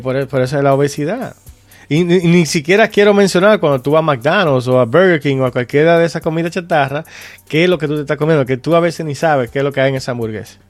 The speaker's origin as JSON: {"language": "Spanish", "country": "Dominican Republic", "said": "nosotros que somos dominicanos"}